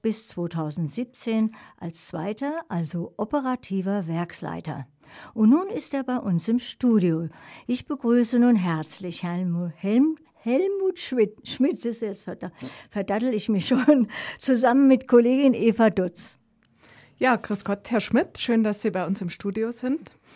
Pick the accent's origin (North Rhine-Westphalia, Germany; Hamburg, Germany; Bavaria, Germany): Bavaria, Germany; Landshut; ich komme aus Landshut